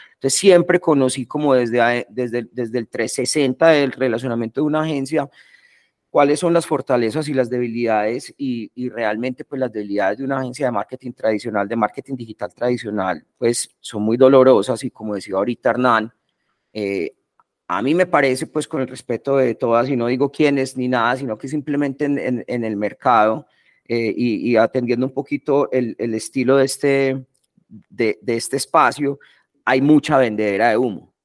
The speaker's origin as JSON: {"language": "Spanish", "town": "Medellín", "region": "Antioquia", "country": "Colombia", "tie": "born or raised there", "also_born_or_lived": "England", "said": "soy de acá de Medellín, vi toda la vida pues en Medellín"}